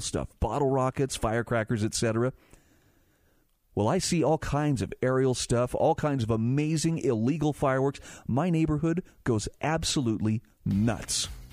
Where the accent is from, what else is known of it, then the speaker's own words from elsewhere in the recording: Utah, United States; my home state of Utah